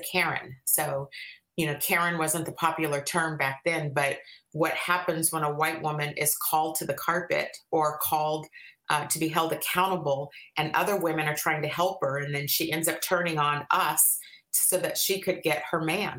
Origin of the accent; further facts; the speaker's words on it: Bay Area, California, United States; moved away as an adult; now in Washington, United States; I'm actually originally from the Bay Area.